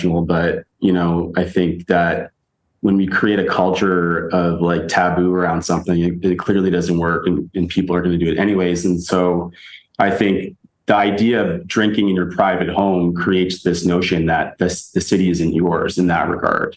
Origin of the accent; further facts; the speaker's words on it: Victoria, British Columbia, Canada; also born or lived in Edmonton, Canada / Toronto, Canada / Kitchener-Waterloo, Canada; now in Berlin, Germany; Victoria, where I grew up, or Toronto, where I've lived